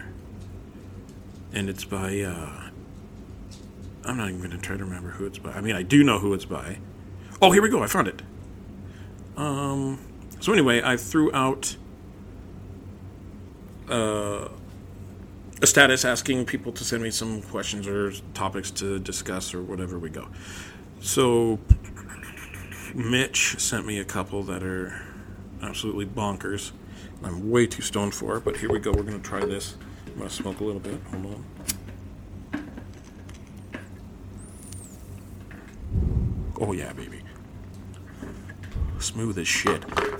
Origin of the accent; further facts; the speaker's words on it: United States; But I'm American, and I grew up in the United States of America